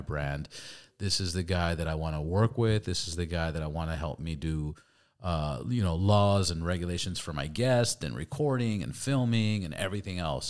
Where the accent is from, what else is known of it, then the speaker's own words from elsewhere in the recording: Los Angeles, California, United States; also born or lived in Santa Cruz; I'm from L